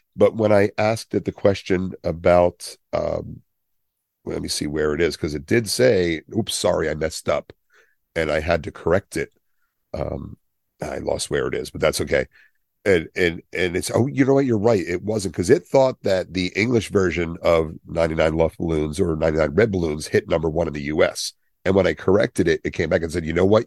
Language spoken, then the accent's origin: English; Willingboro, New Jersey, United States; where I grew up in Wellingboro, we had, it was broken into parts. It's a Levitt town.